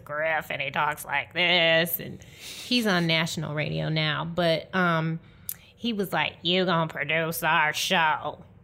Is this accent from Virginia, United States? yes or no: no; Detroit, Michigan, United States; moved away as an adult; also born or lived in Atlanta, Georgia; I'm from Detroit, Michigan, originally